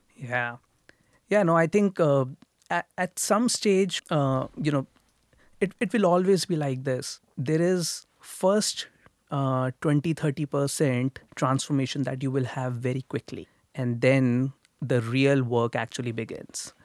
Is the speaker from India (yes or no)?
yes; India; moved away as an adult; now in Toronto, Canada; I grew up in India. I grew up in a middle class family in India.